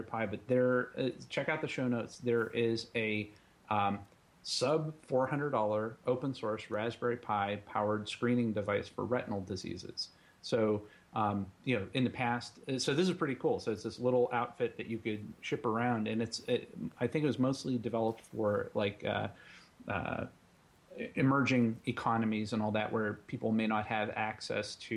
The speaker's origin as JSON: {"language": "English", "region": "Western Pennsylvania", "country": "United States", "tie": "born or raised there", "moved": "yes", "lives_now": "Ohio, United States", "said": "I grew up in Western Pennsylvania, home of Mr. Rogers"}